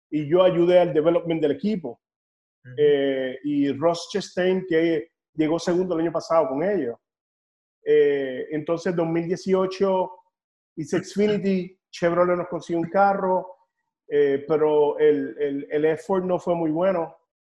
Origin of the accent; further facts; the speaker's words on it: Puerto Rico; moved away; also born or lived in North Carolina / Nashville; yo eh, no, puertorriqueño